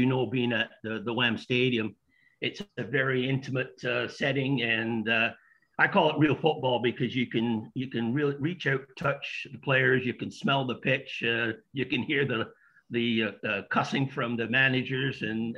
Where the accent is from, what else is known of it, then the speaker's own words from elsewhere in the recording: Accrington, North West England, United Kingdom; now in Canada; I'm originally from Accrington, but been in Canada for over 50 years or close to 50 years. Yeah, the accent, it does come back when I get to Accrington